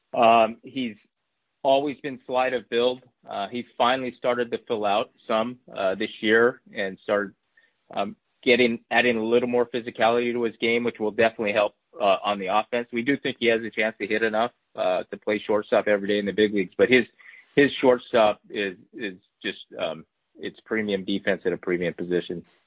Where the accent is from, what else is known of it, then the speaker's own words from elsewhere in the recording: Bay Area, California, United States; I grew up in the Bay Area